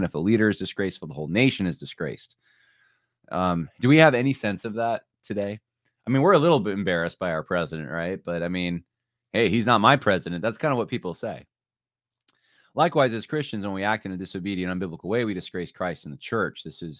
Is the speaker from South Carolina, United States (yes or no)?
no; New York, United States; And so I thought that I didn't really sound like a New Yorker. I mean, culturally, I'm not really that New York, but they're definitely growing up here.